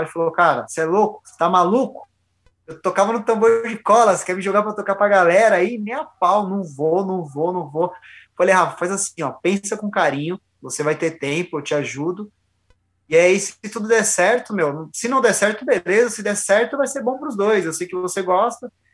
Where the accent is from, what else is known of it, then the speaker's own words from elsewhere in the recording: São Paulo, Brazil; moved away as an adult; now in Jundiaí, Brazil; eu sou de São Paulo, cara, sou da Zona Leste